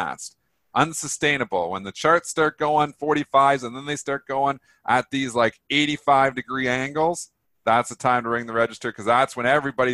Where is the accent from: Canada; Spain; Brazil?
Canada; I'm Canadian